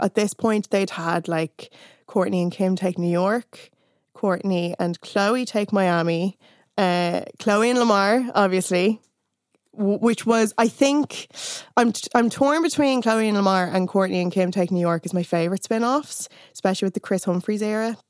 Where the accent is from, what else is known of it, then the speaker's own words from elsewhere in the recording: Ireland; growing up in Ireland